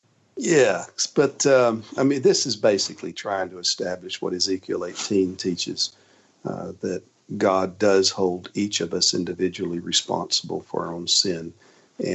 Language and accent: English; United States; we are complicit in that as American citizens living today.